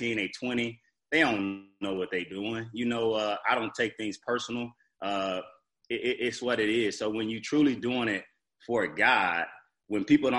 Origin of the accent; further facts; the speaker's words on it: Fort Lauderdale, Florida, United States; I'm from Fort Lauderdale, Florida.